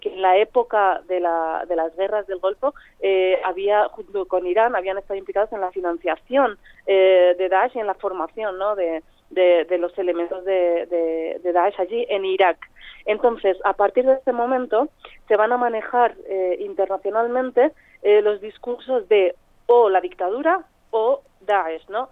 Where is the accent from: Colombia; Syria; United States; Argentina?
Syria; mi pueblo